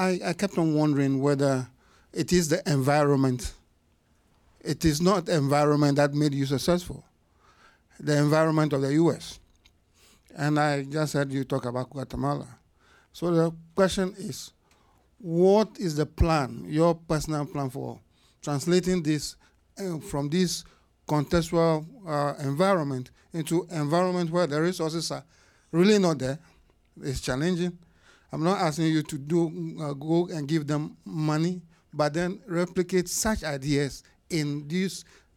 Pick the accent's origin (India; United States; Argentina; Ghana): Ghana; Sorry, I'm from Ghana.